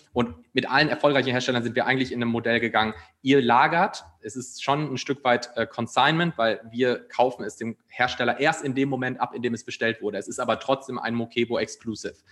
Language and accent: German; Ruhr area, North Rhine-Westphalia, Germany; moved away as an adult; also born or lived in Munich; now in Cologne, Germany; ich bin gebürtig aus dem Ruhrgebiet, äh, habe dann lange Zeit in München gelebt